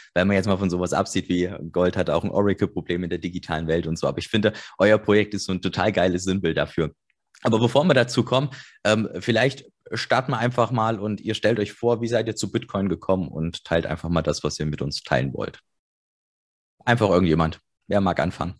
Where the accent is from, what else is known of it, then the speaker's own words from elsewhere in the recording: Germany; ich bin noch in der DDR geboren